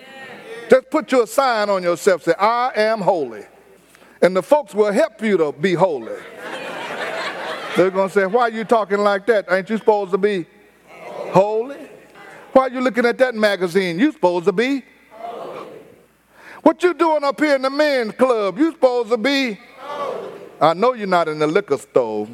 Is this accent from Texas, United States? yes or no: yes; Houston, Texas, United States; I didn't tell them I was from Fifth Ward. I told them I was from north of downtown. From north of downtown. We grew up near the downtown area in a low rise.